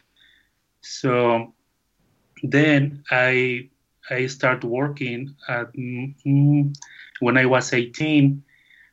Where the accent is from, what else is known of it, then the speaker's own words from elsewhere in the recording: León, Guanajuato, Mexico; English is a second language; now in Jocotepec, Mexico; I born in León, Guanajuato, the capital of shoemaking in Mexico